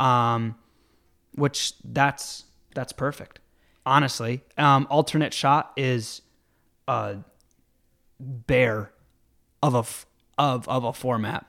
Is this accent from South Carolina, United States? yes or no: no; Jamestown, New York, United States; moved away; also born or lived in Elmira, New York; I grew up in Jamestown